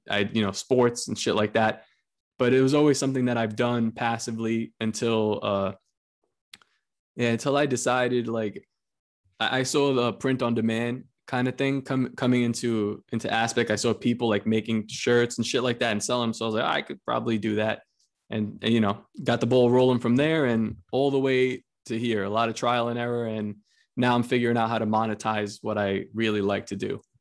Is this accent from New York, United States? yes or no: yes; New York City, New York, United States; I'm from Coney Island, Brooklyn, and uh, I'm Spanish